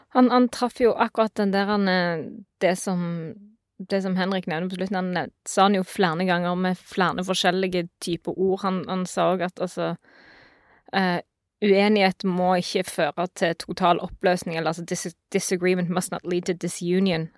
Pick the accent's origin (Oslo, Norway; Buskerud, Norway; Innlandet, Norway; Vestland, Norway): Vestland, Norway; jeg kommer fra Vestland